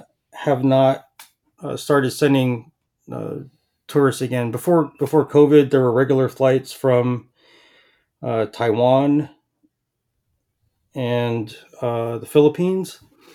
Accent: Palau; now in Pompano Beach, United States; growing up in Palau

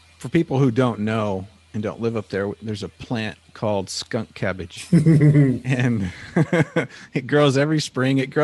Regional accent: Ketchikan, Alaska, United States; growing up in Ketchikan

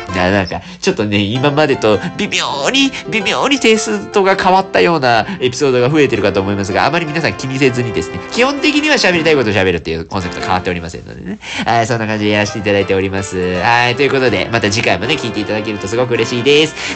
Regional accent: Sasebo, Nagasaki, Japan; now in Fukuoka, Japan; 長崎出身でございまして、私も佐世保市というところでね、生まれ育ちまして

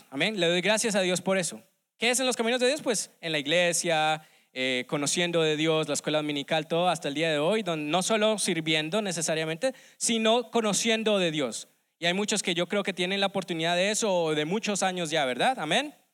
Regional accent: Colombia; now in United States; desde que llegué aquí hace unos ya 17 años en los Estados Unidos, vengo de Colombia

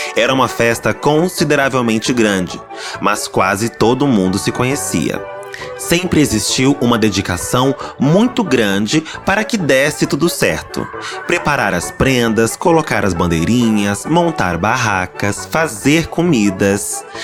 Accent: São Paulo, Brazil; eu sou paulista

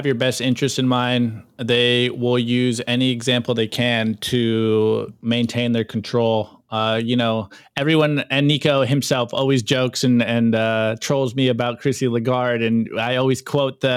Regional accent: United States; as an American

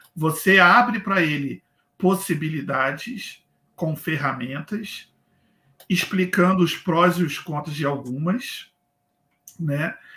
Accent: Rio de Janeiro, Brazil; moved away as an adult; now in Blumenau, Brazil; eu saí do Rio de Janeiro há sete anos, eu moro atualmente em Blumenau, Santa Catarina

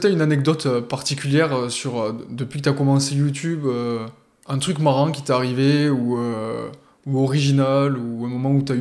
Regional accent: Montpellier, Occitania, France; Moi, je suis de Montpellier quand même.

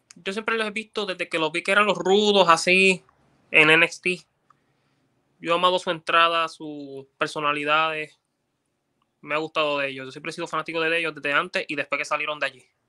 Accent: Puerto Rico; nosotros los puertorriqueños

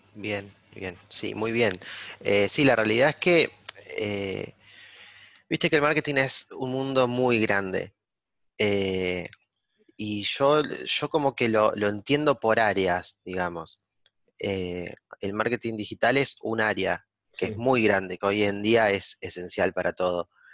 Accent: Argentina; now in La Plata, Argentina; en mi pueblo

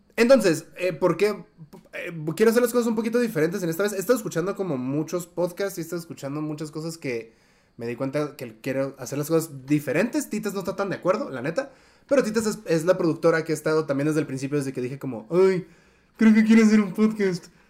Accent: Tijuana, Baja California, Mexico; now in Mexico City, Mexico; fue en mi tierra, fue en Tijuana, antes de que yo siquiera me mudara a Ciudad de México

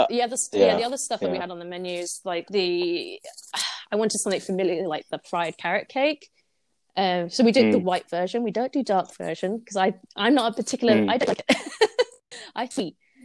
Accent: Singapore; now in United Kingdom; knowledge as a Singaporean Brit. And this is how I like to make it, given the ingredients I have as well in the UK.

